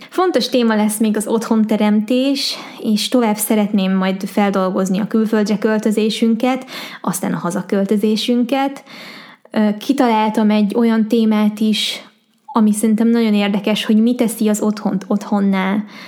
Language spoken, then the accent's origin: Hungarian; Hungary; magyar vagyok, Magyarországon élek